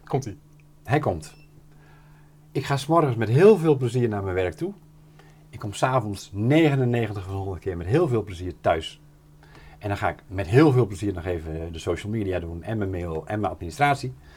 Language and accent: Dutch; near Doornspijk, Gelderland, Netherlands; moved away as an adult; also born or lived in Emmeloord; ik kom er hier vier kilometer vandaan, eh, ben ik geboren